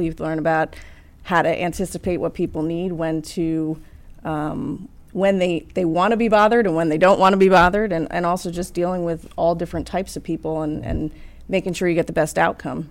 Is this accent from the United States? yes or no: yes; Asbury Park, New Jersey, United States; New Jersey, Asbury Park